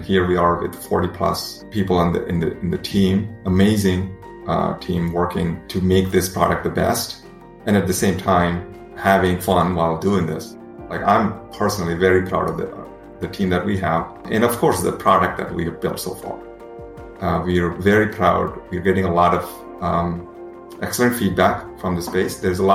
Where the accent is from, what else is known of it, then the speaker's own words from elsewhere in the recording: India; moved away; when I was growing up in India